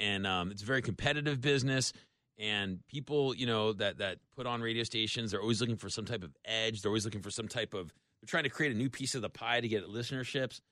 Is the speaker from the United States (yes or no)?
yes; Tampa, Florida, United States; I'm from Tampa